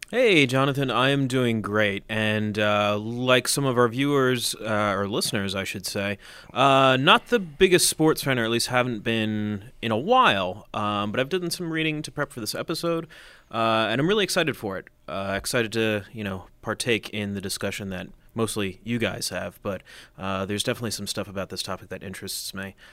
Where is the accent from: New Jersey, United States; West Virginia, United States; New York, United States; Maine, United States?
New Jersey, United States; moved away as an adult; also born or lived in Tucson, Arizona; I was from New Jersey going to school in Tucson, Arizona